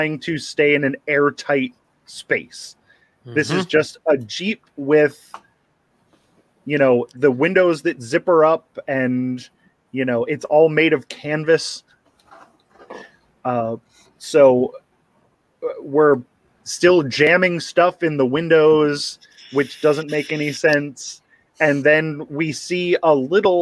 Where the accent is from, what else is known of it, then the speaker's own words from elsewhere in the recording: Philadelphia, Pennsylvania, United States; I'm from the Philadelphia area.